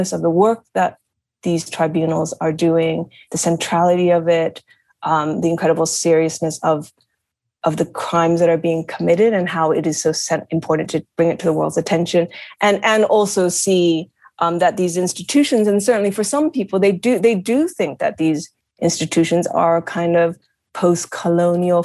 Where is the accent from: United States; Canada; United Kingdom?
United States; I'm American, but my family is from Japan